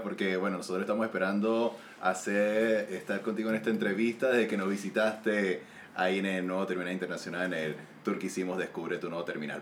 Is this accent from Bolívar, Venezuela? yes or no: no; San Cristóbal, Táchira, Venezuela; moved away as an adult; also born or lived in Maracaibo, Venezuela; now in Santiago, Chile; Soy de los Andes, de San Cristóbal, pero viví 11 años en Maracaibo